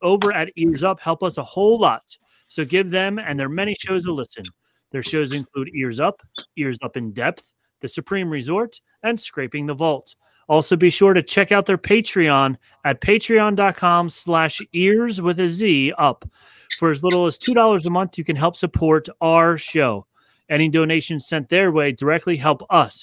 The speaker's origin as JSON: {"language": "English", "town": "Philadelphia", "region": "Pennsylvania", "country": "United States", "said": "we're from Philadelphia"}